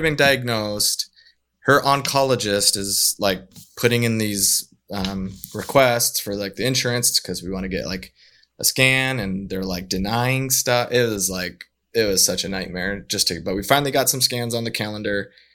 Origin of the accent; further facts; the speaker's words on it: northern Utah, United States; also born or lived in Southern California; now in Saint George, United States; we grew up in Utah